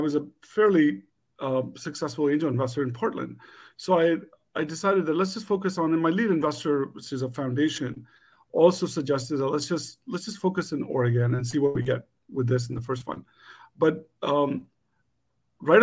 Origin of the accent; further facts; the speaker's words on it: India; And as an Indian entrepreneur, South Asian entrepreneur back in the day